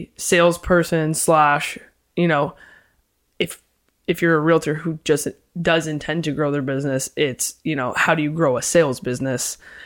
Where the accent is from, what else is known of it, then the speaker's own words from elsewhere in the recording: London, Ontario, Canada; moved away as an adult; now in Toronto, Canada; Born and raised in London. And then I moved to Toronto